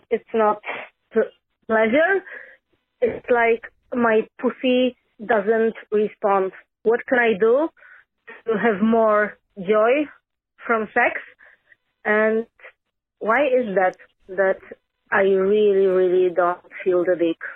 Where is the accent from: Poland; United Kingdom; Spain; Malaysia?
Poland; I'm from Poland